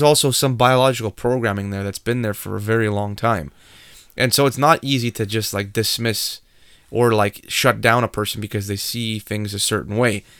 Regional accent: Canada; we are Canadian

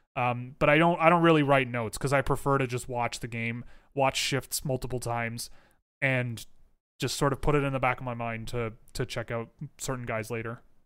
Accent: Canada; I'm Canadian

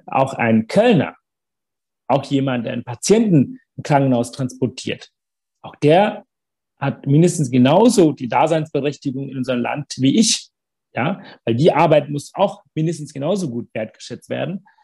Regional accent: Sri Lanka; German is a second language; also born or lived in Africa / Hamburg, Germany / Bad Neustadt an der Saale, Germany; now in Germany; ich bin immer noch Tamil, ich bin immer noch der Junge, der ne, auf Sri Lanka geboren ist

